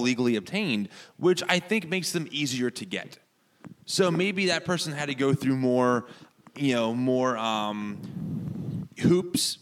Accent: United States; as American Christians

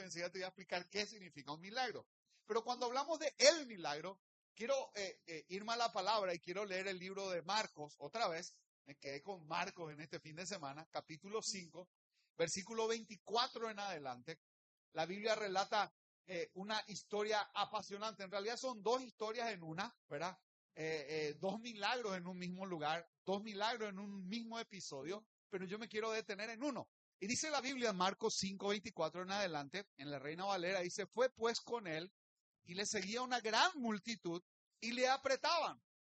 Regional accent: Luque, Central, Paraguay; soy del Luque

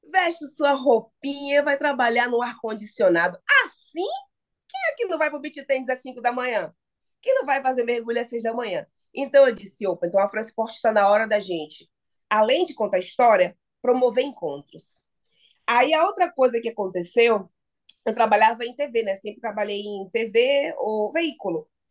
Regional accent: Salvador, Bahia, Brazil; now in São Paulo, Brazil; lá em Salvador, que é minha terra natal

